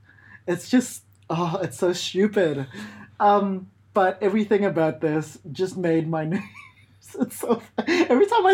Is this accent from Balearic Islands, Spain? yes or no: yes; Balearic Islands, Spain; born there; Yeah, I was born in Mallorca